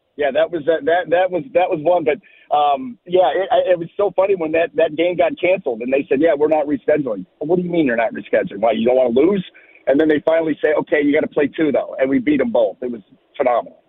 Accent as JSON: {"language": "English", "region": "Ohio", "country": "United States", "tie": "born or raised there", "said": "growing up in Ohio"}